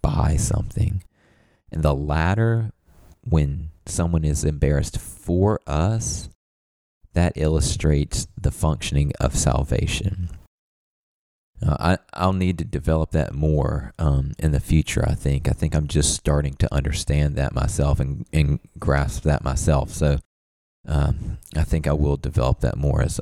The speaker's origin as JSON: {"language": "English", "area": "the South", "region": "Southern United States", "country": "United States", "said": "as a Southerner"}